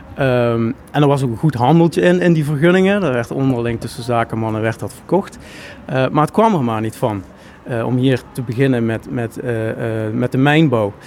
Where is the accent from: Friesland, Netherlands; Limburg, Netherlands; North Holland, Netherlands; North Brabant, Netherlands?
Limburg, Netherlands; Schimmert; Schimmert, waar ik vandaan kom